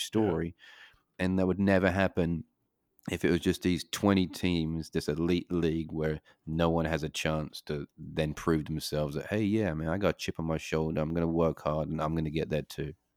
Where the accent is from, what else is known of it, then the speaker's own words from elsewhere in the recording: United Kingdom; moved away; I grew up in Great Britain